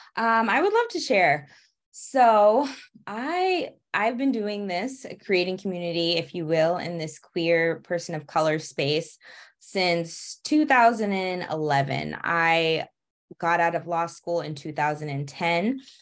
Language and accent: English; Massachusetts, United States; also born or lived in Atlanta, Georgia; now in Washington, DC, United States; I'm originally from Massachusetts